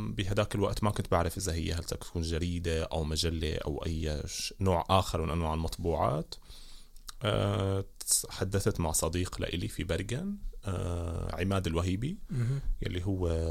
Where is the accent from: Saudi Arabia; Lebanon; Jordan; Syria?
Syria; Damascus, Damascus Governorate; moved away as an adult; now in Bergen, Norway; خلقت وترعرعت آه، في سوريا في دمشق